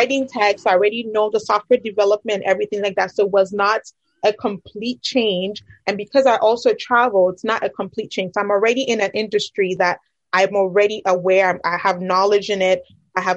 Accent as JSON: {"language": "English", "country": "Ghana", "moved": "yes", "said": "I'm originally from Ghana"}